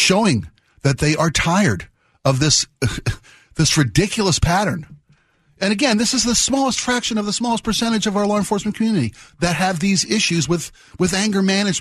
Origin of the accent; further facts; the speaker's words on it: Baltimore, Maryland, United States; my hometown of Baltimore